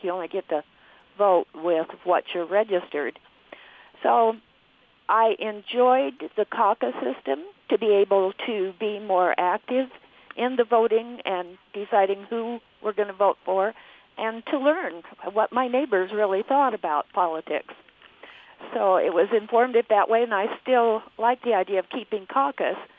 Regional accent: California, United States; moved away as an adult; now in Logan, United States; I grew up in California and lived there for many years

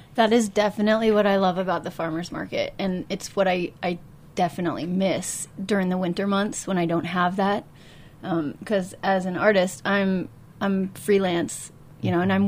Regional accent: Kansas City, Missouri, United States; moved away; I'm originally from Kansas City

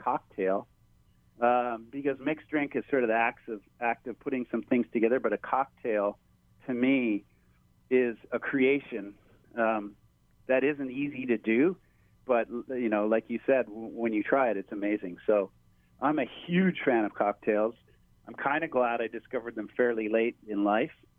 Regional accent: Hawaii, United States; growing up in Hawaii

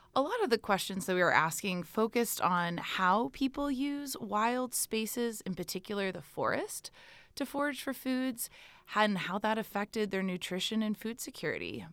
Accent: Texas, United States; I am an American student from Texas

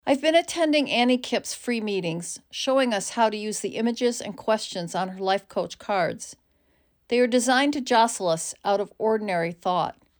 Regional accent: United States; As an American woman

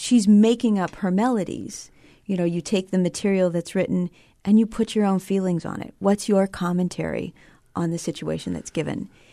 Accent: Billings, Montana, United States; I grew up in Billings, Montana

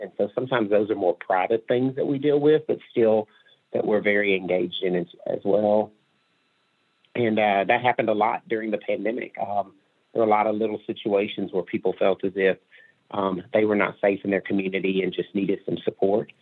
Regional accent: Mississippi, United States; now in Northwest Arkansas, United States; I grew up in Mississippi

